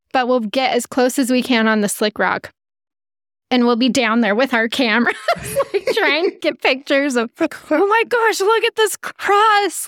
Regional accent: Utah, United States; We're from Utah

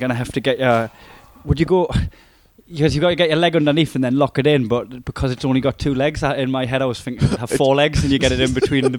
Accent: Newcastle upon Tyne, North East England, United Kingdom; accent: Geordie

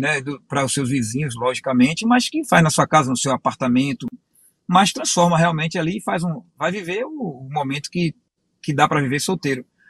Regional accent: Bahia, Brazil; moved away as an adult; also born or lived in Rio de Janeiro; now in Pernambuco, Brazil; Eu nasci no Rio de Janeiro, fui criado na Bahia.

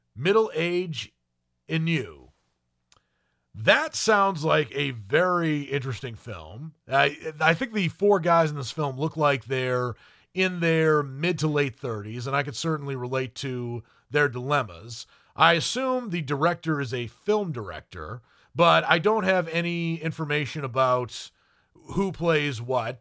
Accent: United States; an American

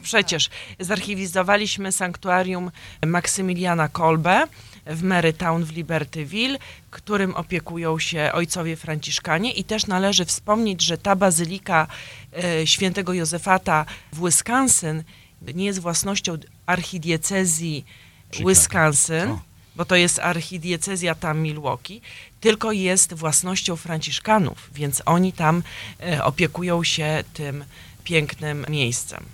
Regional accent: Lublin, Lublin Voivodeship, Poland; now in Chicago, United States; z mojego drugiego Lublina, z którym się urodziłam, pochodzę

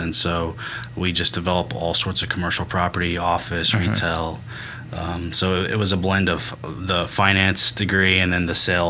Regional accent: Mustang, Oklahoma, United States; also born or lived in Tulsa, Oklahoma; Yep, I was born in Mustang. Uh-huh. So lived here, lived in Tulsa for a few years, but lived in the city all my life.

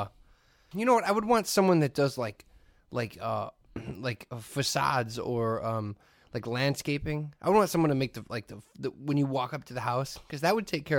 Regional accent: Hammond, Indiana, United States; You know what's crazy is being a kid from the region. I grew up in Hammond.

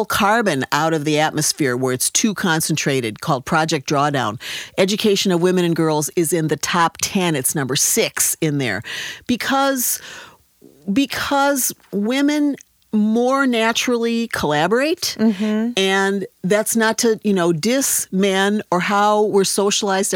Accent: Wisconsin, United States; I was a sophomore in high school in Wisconsin

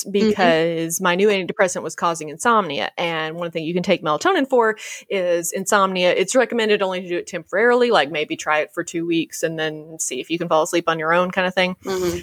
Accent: the South, United States; as a Southerner

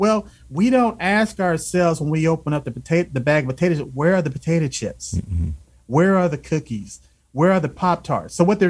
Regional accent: Alabama, United States; I grew up in the South. {S0} Yes. {S1} I was born in Alabama.

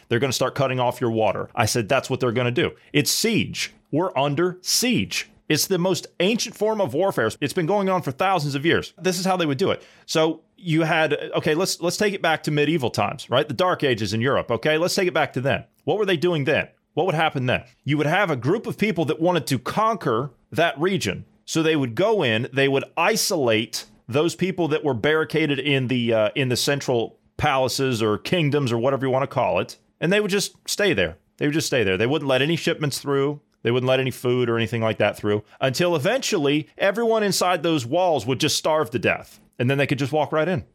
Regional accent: Ohio, United States; I'm from Ohio

